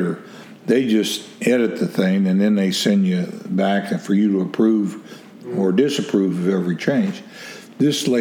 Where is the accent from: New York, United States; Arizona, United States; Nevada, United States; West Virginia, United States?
West Virginia, United States; I'm from West Virginia